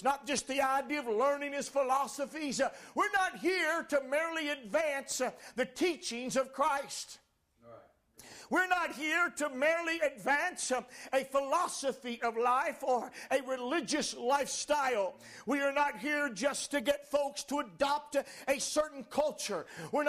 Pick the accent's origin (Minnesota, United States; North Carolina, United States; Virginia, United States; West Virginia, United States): North Carolina, United States; Washington; I could have said, well, I'm from Washington, North Carolina.